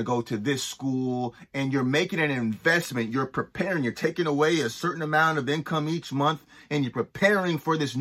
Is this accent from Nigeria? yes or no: no; Toronto, Ontario, Canada; moved away; also born or lived in East Coast of Canada; I grew up in Toronto and I moved to the East Coast of Canada